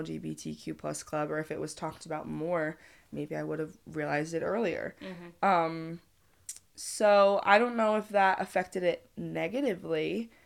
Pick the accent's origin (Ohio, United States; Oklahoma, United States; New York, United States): New York, United States; just outside of Albany; I'm from just outside of Albany